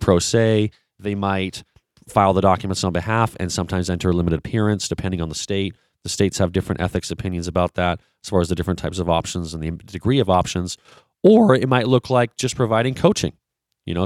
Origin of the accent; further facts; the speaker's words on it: Vancouver, British Columbia, Canada; I'm originally from Vancouver, British Columbia, so I am a Canadian